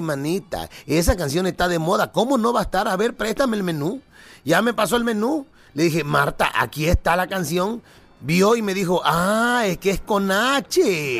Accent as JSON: {"language": "Spanish", "town": "Acapulco", "region": "Guerrero", "country": "Mexico", "tie": "born or raised there", "said": "allá de mi pueblo, en Acapulco"}